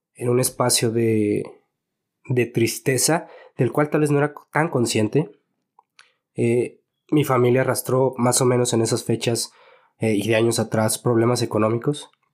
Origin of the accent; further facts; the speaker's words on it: Guadalajara, Jalisco, Mexico; Yo nací aquí, mi hermano nació aquí también. Ok. Somos totalmente tapatíos.